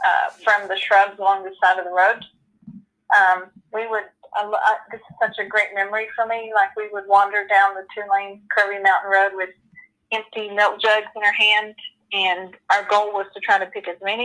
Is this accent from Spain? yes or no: yes; Spain; born there; I don't know much about myself other than I was born in Spain.